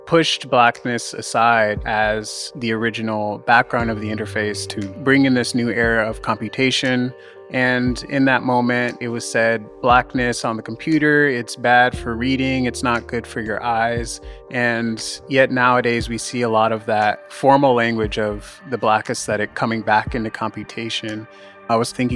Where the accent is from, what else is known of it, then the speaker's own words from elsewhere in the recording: Southern California, United States; moved away as an adult; now in New York, United States; I grew up in Southern California, but I moved to New York around the time that I changed my name, and I've been living here ever since